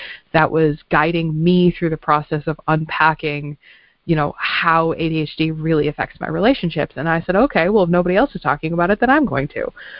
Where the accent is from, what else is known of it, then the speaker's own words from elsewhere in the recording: Midwest, United States; moved away; I grew up in the Quad Cities